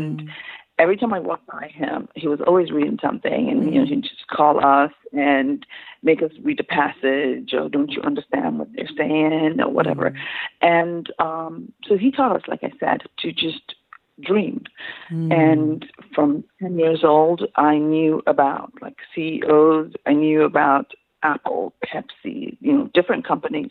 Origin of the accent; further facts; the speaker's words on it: Enugu, Enugu State, Nigeria; first language Igbo; English is a second language; moved away; also born or lived in Lagos / Imo State; we grew up in Lagos and Enugu